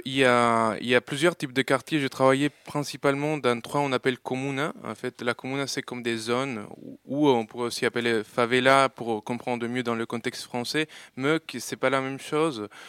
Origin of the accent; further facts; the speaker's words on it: Colombia; moved away; j'ai vécu... Euh, euh, voilà, plusieurs années, euh, toute mon enfance en Colombie